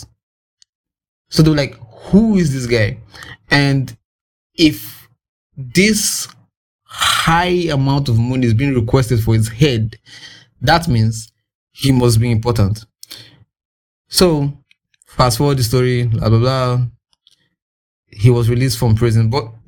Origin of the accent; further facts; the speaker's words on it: Nigeria; I'm in Nigerian